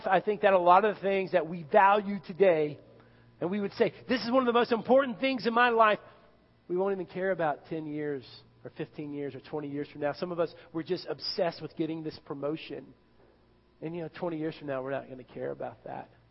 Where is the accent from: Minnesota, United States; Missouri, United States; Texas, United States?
Texas, United States; Irving; growing up in Irving, Texas